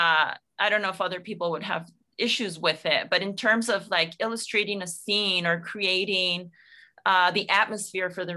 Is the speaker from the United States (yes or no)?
yes; South El Monte, California, United States; I grew up in El Monte, in South El Monte, in the San Gabriel Valley in Los Angeles County